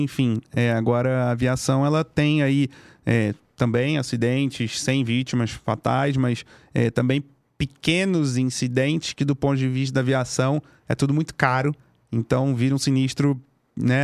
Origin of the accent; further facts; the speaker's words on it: Rio de Janeiro, Brazil; moved away as an adult; now in São Paulo, Brazil; lá no Rio, sou carioca